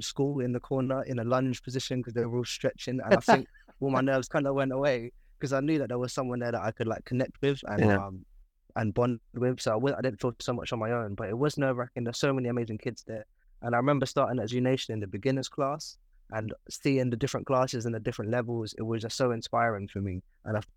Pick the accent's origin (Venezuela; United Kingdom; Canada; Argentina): United Kingdom; London; born and raised in South London